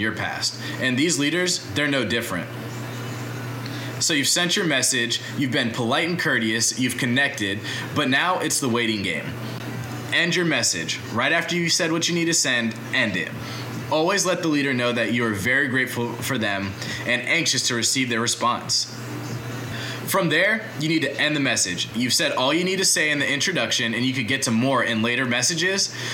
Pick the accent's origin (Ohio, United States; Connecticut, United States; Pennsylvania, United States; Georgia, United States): Georgia, United States; Atlanta; I grew up in Atlanta my whole life.